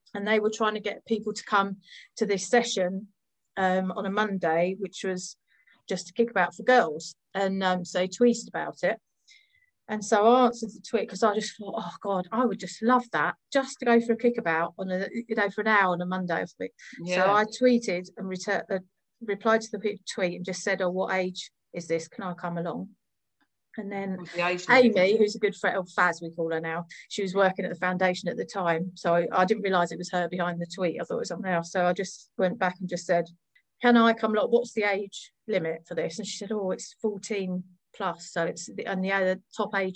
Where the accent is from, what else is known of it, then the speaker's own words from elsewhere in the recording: Redhill, South East England, United Kingdom; I grew up in Red Hill